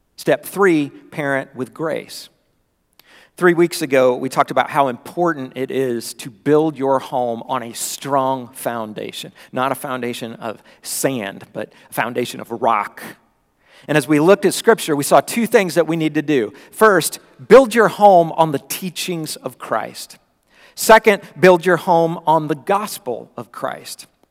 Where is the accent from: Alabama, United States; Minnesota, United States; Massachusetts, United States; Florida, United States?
Florida, United States; moved away; when I was growing up in Florida